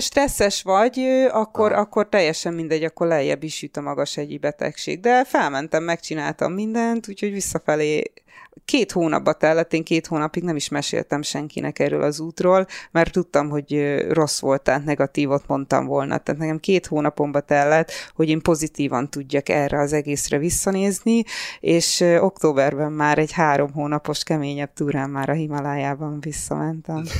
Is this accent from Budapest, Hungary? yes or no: yes; Budapest, Hungary; moved away as an adult; also born or lived in England / London; Csepelen születtem